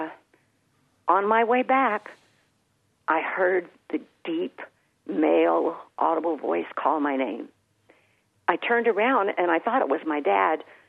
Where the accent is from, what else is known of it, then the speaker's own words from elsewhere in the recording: San Antonio, Texas, United States; the home church that I was born into here in San Antonio